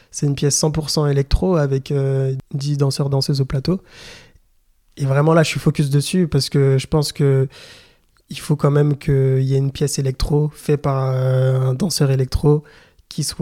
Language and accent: French; DR Congo; Bon, je suis congolais, j'ai besoin aussi de, de, me ressourcer par rapport à l'histoire.